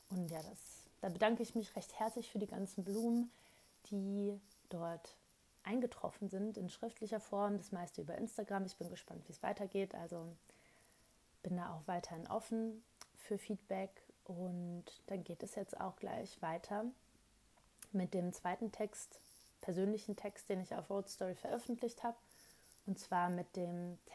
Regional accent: Rhineland, Germany; born there; ich bin gebürtige Rheinländerin und die reden ja super gerne laut und schnell.

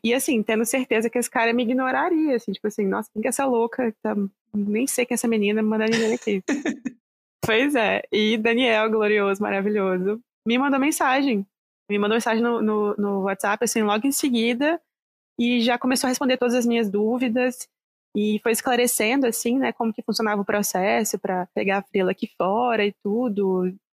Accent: Vitória, Espírito Santo, Brazil; moved away as an adult; na época eu ainda morava no Brasil, morava no Vitória, no Espírito Santo

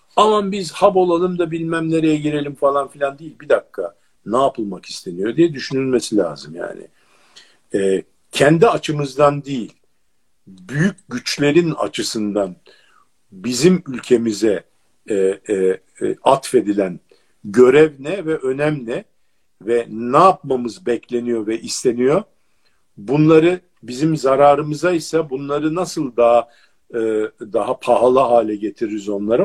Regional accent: Turkey

